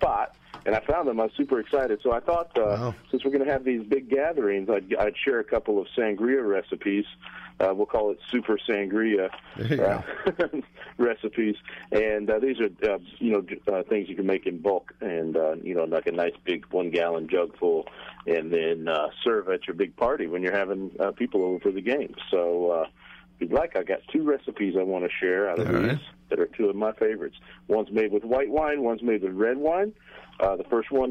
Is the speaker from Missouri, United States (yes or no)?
yes; Kansas City, Missouri, United States; my hometown team, the Chiefs